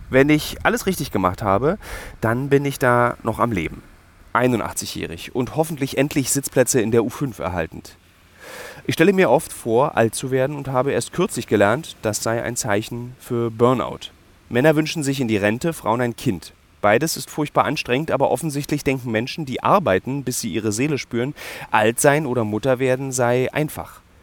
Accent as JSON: {"language": "German", "region": "Berlin", "country": "Germany", "tie": "born or raised there", "said": "ich in einem Berlin, das zweigeteilt existiert und meine Identität scharfkantig geprägt hat"}